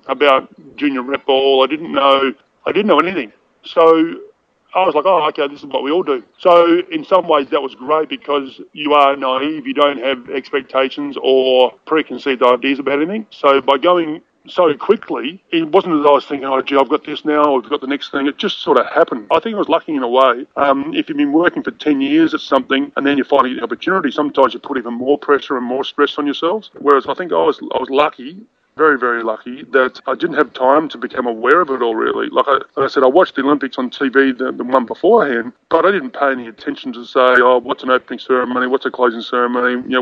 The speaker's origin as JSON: {"language": "English", "town": "Adelaide", "region": "South Australia", "country": "Australia", "also_born_or_lived": "Queensland", "said": "I was about 14, 15. I moved from Adelaide up to Queensland, and I used to play Aussie rules and cricket."}